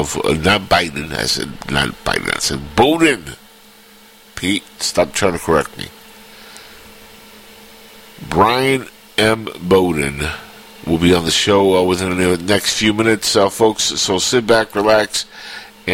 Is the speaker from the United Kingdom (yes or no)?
no; Cuba; now in United States; I'm from Cuba.